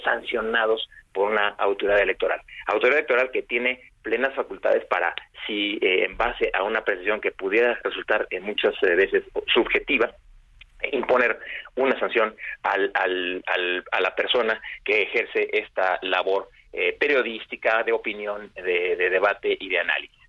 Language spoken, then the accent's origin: Spanish; Mexico; como sociedad mexicana